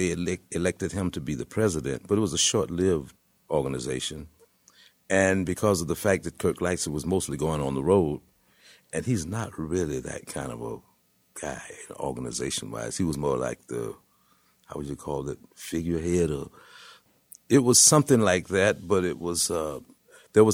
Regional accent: Tampa, Florida, United States; moved away as an adult; also born or lived in Detroit / New York; I come from Tampa

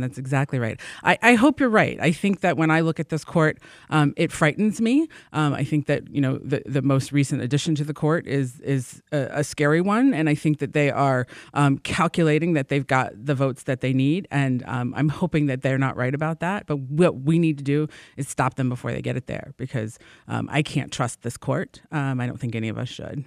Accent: Virginia, United States; now in Michigan, United States; I'm originally from Virginia

